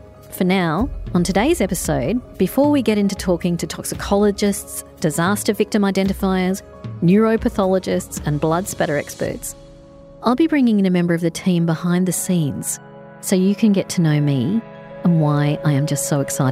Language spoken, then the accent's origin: English; Adelaide, South Australia, Australia; growing up in Adelaide